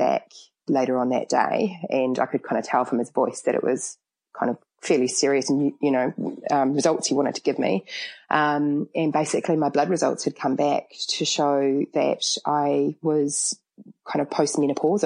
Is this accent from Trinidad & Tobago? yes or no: no; Auckland, New Zealand; moved away; I'm from Auckland